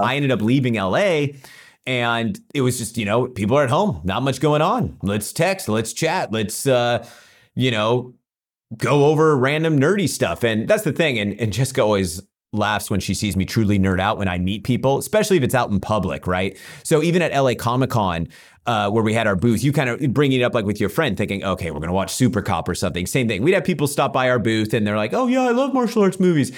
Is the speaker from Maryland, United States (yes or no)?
no; Central Valley, California, United States; I grew up in the Central Valley, which has a lot of similarities to Texas